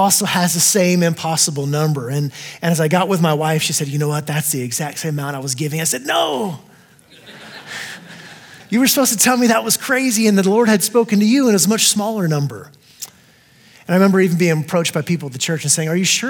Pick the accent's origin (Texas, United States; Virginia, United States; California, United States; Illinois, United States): Texas, United States; also born or lived in El Paso, Texas; I am from Texas as well originally